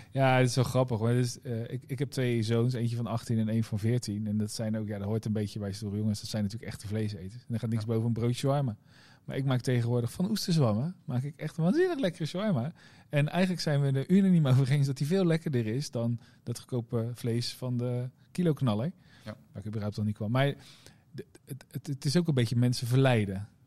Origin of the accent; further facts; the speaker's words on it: Rotterdam, South Holland, Netherlands; ik ben geboren Rotterdammer vandaag.